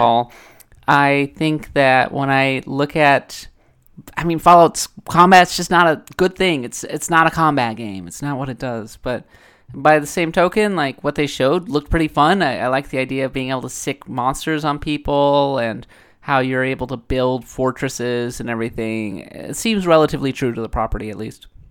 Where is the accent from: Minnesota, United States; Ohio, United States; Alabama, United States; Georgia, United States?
Minnesota, United States; I'm coming from Minnesota. We're the, we're the north.